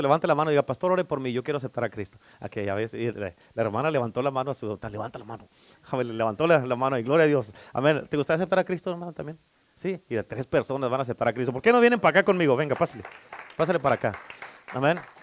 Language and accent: Spanish; Durango, Mexico; moved away; como soy de Durango, pues vamos a la iglesia